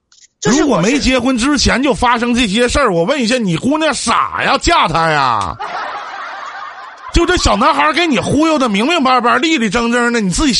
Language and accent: Chinese; Northeast China, China; accent: Northeastern Mandarin; 用我们东北话来讲